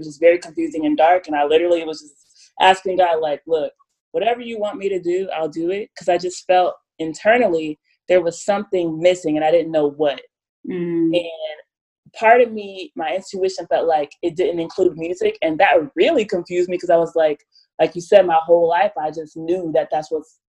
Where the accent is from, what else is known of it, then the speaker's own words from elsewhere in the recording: Ohio, United States; also born or lived in Nashville, Tennessee; now in Los Angeles, United States; I moved here from Nashville, but yes, I'm from Ohio. 513.